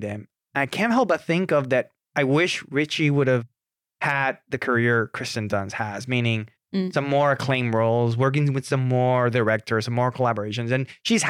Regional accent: Puerto Rico; I am from Puerto Rico.

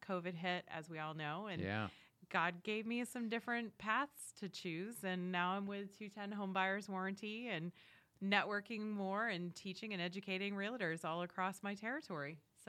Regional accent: New England, United States; moved away as an adult; now in Wilmington, United States; So born and raised in New England, as we were joking around earlier, diehard New England sports fans. I can hear the boos now. It's okay. I'll handle it. moved down to Wilmington, North Carolina back in 2010.

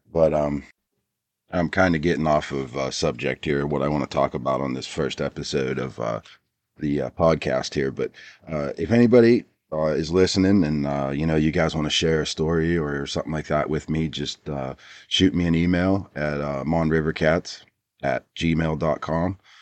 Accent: Pittsburgh, Pennsylvania, United States; I grew up in Pittsburgh, P A.

